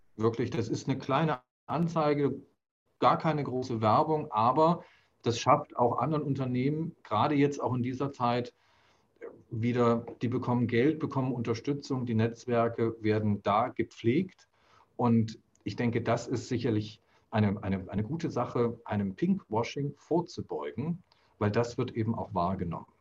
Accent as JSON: {"language": "German", "country": "Germany", "tie": "born or raised there", "said": "bin ja kulturell hier in Deutschland so aufgewachsen"}